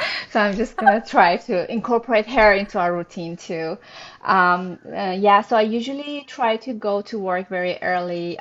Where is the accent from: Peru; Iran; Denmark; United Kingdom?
Iran; moved away as an adult; also born or lived in Montreal, Canada; now in Toronto, Canada; I'm originally from Iran. Uh, we immigrated to Canada with my husband in 2011